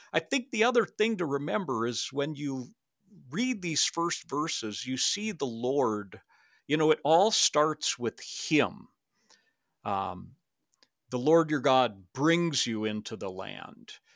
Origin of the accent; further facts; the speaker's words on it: Minnesota, United States; moved away as an adult; also born or lived in Canada / Saint Cloud, Minnesota; I grew up in Minnesota